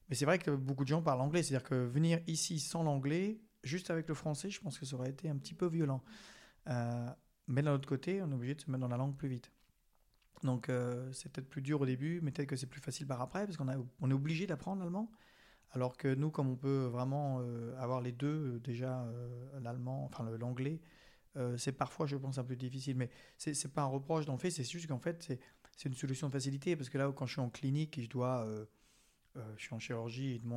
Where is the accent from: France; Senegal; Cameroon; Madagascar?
France; accent: French; Ils savent qu'on est français.